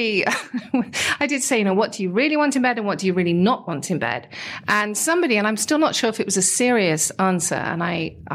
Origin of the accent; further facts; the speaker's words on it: United Kingdom; we're British